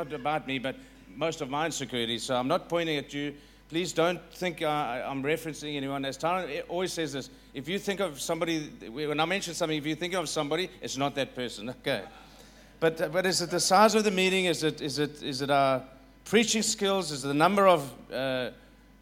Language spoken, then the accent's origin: English; South Africa; I'm going to try my best as a South African